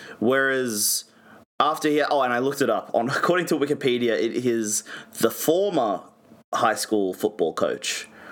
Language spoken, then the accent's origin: English; Georgia, United States; accent: Georgian; I appreciate the respect to my Georgian accent.